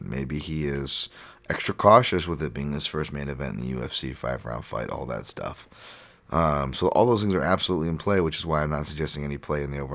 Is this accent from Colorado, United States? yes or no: no; Hawaii, United States; we grew up in Hawaii